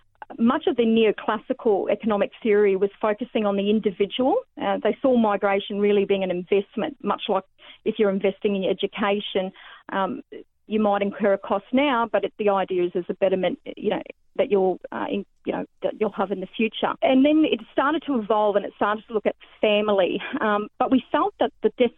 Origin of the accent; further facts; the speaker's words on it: the Burdekin, Queensland, Australia; moved away as an adult; also born or lived in Townsville; now in Cairns, Australia; I was born and bred in the Burdekin.